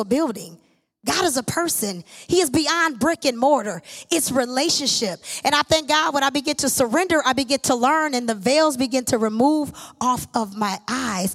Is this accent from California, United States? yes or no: no; Lansing, Michigan, United States; I was born and raised here in Lansing, Michigan